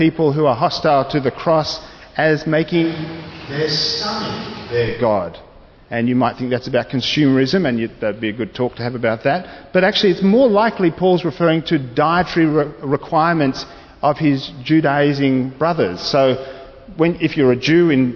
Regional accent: Australia; being a citizen of this great nation of Australia. And I'm happy to be identified as Australian

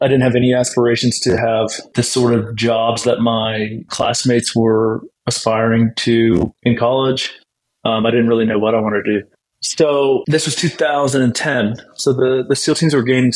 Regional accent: Blacksburg, Virginia, United States; moved away as an adult; I grew up in Blacksburg, Virginia, and pretty normal upbringing and sports

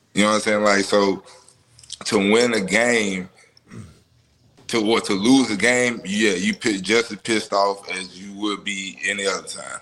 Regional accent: Memphis, Tennessee, United States; me growing up in Memphis

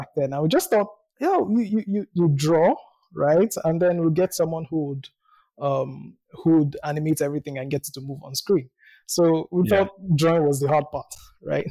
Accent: Nigeria; I was born in Nigeria. I live in Nigeria.

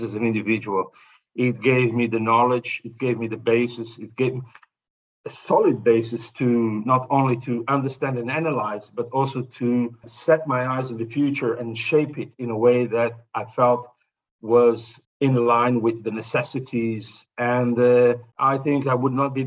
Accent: Azores, Portugal; where I was born in the Azores, we didn't have television

